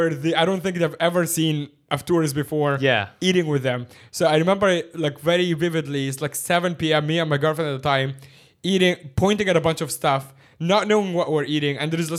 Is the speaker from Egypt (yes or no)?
yes; Cairo, Cairo Governorate, Egypt; now in Hong Kong; Now, I grew up in Cairo